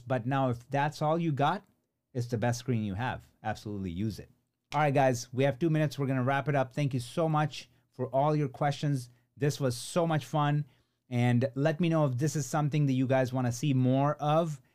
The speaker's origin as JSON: {"language": "English", "town": "Chicago", "region": "Illinois", "country": "United States", "tie": "born or raised there", "said": "Chicago, uh, which is my hometown"}